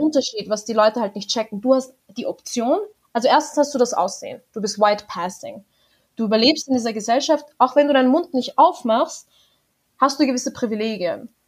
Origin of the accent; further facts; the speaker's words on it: Austria; moved away as an adult; now in Denver, United States; ich habe kurdisch-alevitische Wurzeln, aber ich bin in Österreich geboren